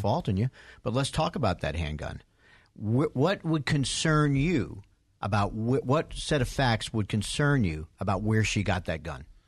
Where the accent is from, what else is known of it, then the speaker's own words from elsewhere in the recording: New York, United States; now in Atlanta, United States; I grew up in New York